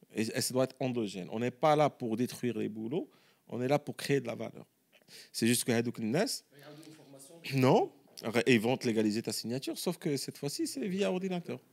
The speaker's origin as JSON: {"language": "French", "country": "Morocco", "also_born_or_lived": "United States", "said": "en tant que Marocain"}